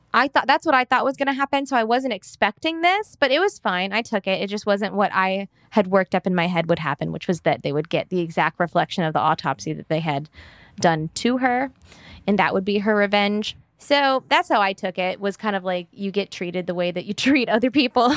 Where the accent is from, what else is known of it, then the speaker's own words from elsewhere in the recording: Mississippi, United States; my hometown in Mississippi